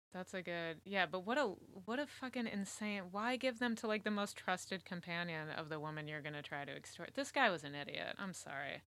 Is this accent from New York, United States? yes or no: no; Connecticut, United States; I grew up in Connecticut